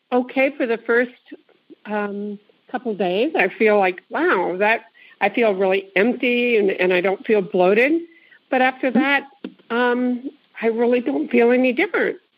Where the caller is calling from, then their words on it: California, United States; Um, I'm calling from the Bay Area in California.